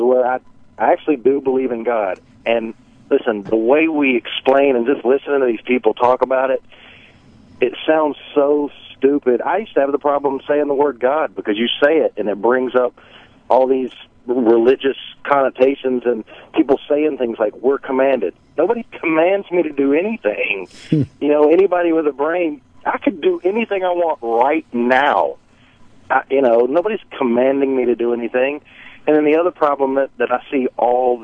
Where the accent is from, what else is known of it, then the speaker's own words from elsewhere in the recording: the South, United States; now in Florida, United States; I grew up in the South